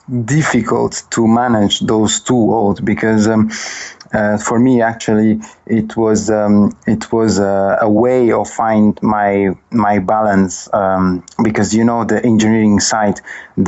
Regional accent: Sal, Cape Verde; moved away as an adult; also born or lived in London, United Kingdom; now in Lisbon, Portugal; I'm from Cabo Verde. I burn in Cape Verde, in Sal, precisely

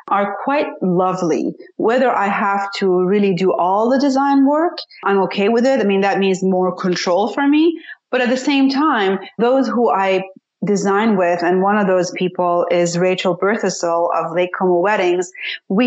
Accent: Tehran, Tehran Province, Iran; moved away; also born or lived in Washington, D.C. / San Francisco; I was born and raised in Tehran, Iran

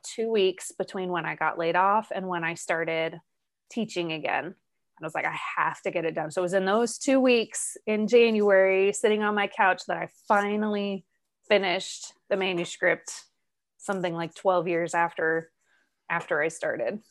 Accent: Arizona, United States; moved away as an adult; also born or lived in Ireland; I was born and raised in Arizona

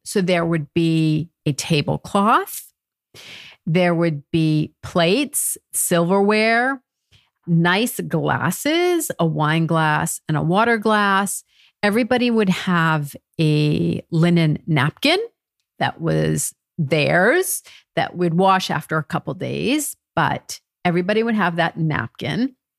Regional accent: United States; moved away as an adult; now in France; I'm American and I've married to a Frenchman

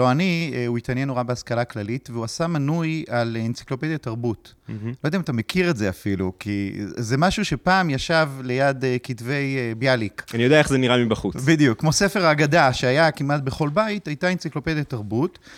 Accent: Kedumim, West Bank, Palestine; אני גדלתי בקדומים. אה, אבל ההורים שלי הם לא במקור מהציונות הדתית.

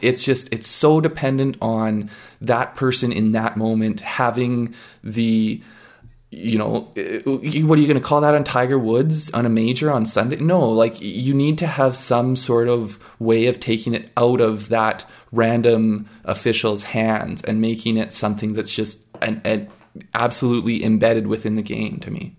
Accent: Canada

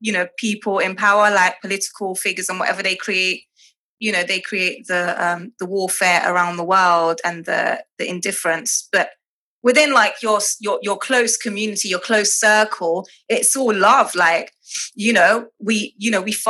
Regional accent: London, United Kingdom; also born or lived in Dubai / Egypt; I grew up in England predominantly, and my education was here

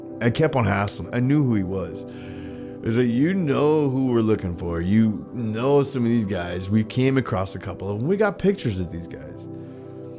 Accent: Colorado, United States; I grew up in Colorado

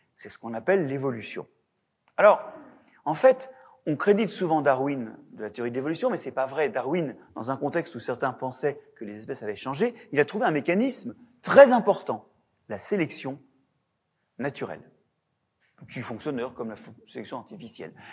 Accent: Brittany, France; de par chez moi, en Bretagne

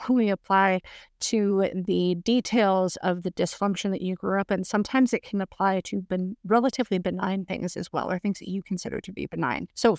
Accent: the Bible Belt, United States; But growing up in the Bible Belt, I kind of figured out at a relatively young age not to talk that much about being Mormon

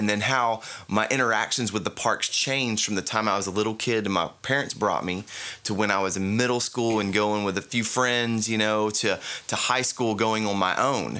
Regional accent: Central Florida, United States; growing up in Central Florida

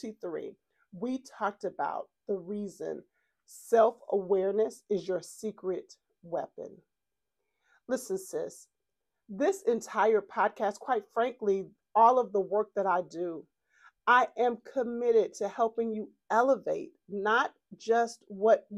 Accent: Texas, United States; accent: Texas twang; I'm from Texas, and sometimes, honey, this Texas twang makes me have to spell things

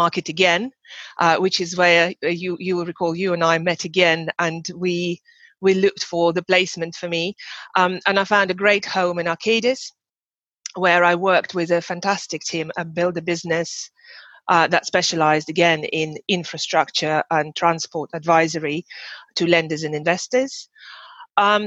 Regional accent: Russia; moved away as an adult; I'm from Russia originally, and I started my job there

